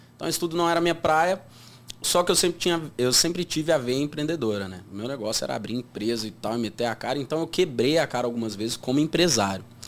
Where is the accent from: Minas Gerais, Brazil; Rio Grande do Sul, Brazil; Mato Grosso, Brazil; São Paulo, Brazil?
Minas Gerais, Brazil; Uberlândia; sou de Uberlândia